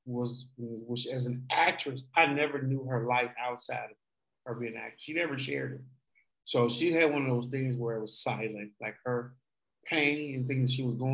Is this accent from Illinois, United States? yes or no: yes; Chicago, Illinois, United States; moved away; We're from Chicago, Illinois, originally.